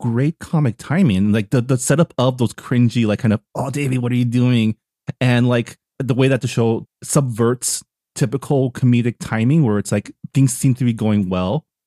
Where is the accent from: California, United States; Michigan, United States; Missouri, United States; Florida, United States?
California, United States; San Gabriel Valley; I grew up in the S G V where I was amongst the Asians.